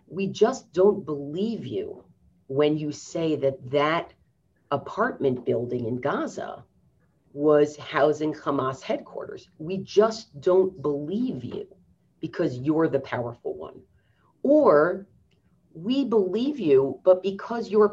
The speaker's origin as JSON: {"language": "English", "country": "United States", "said": "as an American Jew"}